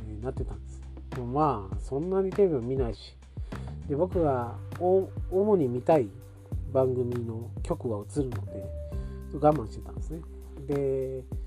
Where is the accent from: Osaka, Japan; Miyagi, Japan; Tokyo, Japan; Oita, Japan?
Oita, Japan; Oita area, Japan; うちの田舎今地元も近いですけど地元もね、えー、共同アンテナっていうあの文化があって